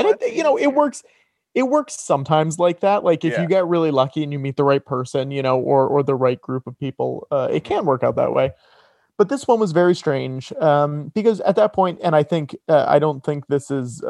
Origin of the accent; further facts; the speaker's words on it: Connecticut, United States; I'm from Connecticut. Right. Yeah. So this was like less than an hour away.